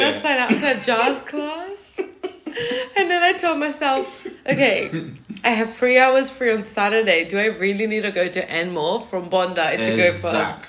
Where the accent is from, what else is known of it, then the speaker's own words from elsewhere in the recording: Jamaica; I invited Leslie on Jamaican Independence Day. I'm Jamaican.